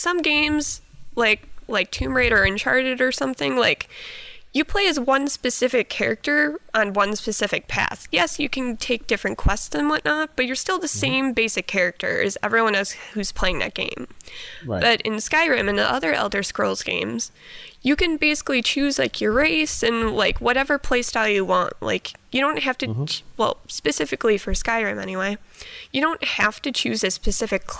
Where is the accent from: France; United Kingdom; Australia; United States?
United States; Milwaukee, Wisconsin; I am 23 years old, and I am from Milwaukee, Wisconsin.